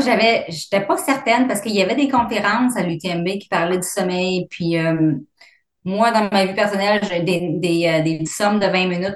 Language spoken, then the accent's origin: French; Abitibi, Quebec, Canada; moved away as an adult; also born or lived in Vancouver / Fort McMurray; now in Calgary, Canada; je suis originaire de la labitibi